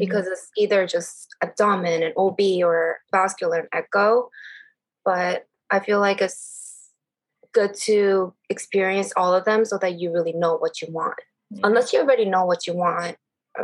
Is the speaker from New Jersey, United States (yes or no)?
no; New York, United States; I am from New York